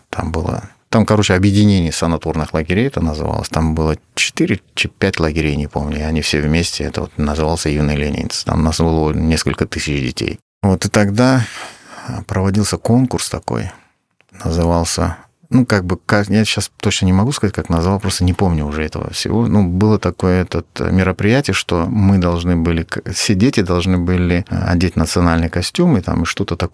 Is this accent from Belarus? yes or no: no; Crimea, Ukraine; я не украинец, я крымский татарин.